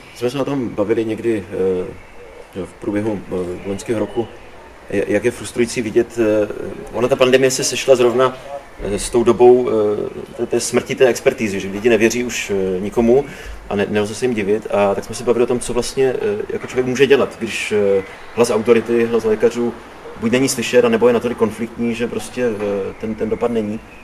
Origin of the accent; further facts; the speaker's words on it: Olomouc, Olomouc Region, Czechia; Já jsem tady Hanák, prostě, že tělem a duší Olomoučák